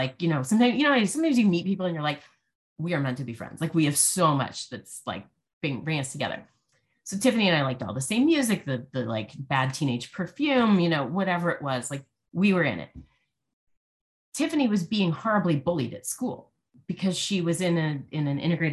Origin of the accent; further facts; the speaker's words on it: Washington, District of Columbia, United States; I grew up in Washington, D.C.